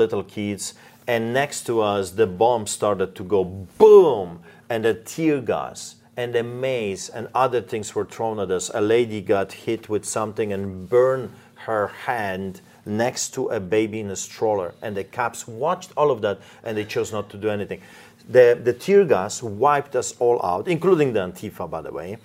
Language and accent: English; Poland; moved away; I grew up in Poland.